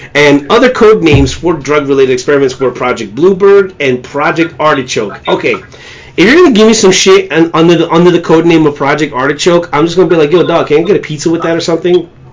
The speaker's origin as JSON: {"language": "English", "region": "New York", "country": "United States", "said": "as a New Yorker"}